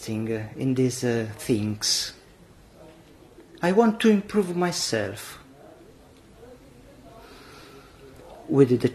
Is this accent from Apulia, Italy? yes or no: no; Milan, Lombardy, Italy; I am from Milano in Italy